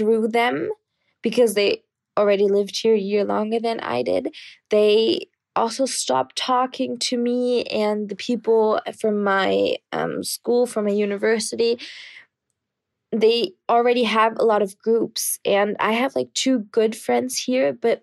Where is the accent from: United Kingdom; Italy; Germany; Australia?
Germany; moved away as an adult; now in Poland; I'm actually from Germany, but right now studying in Poland